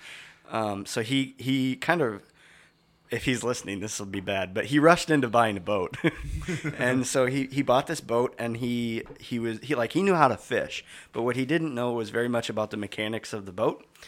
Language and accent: English; Stillwater, Minnesota, United States; I grew up in Stillwater, Minnesota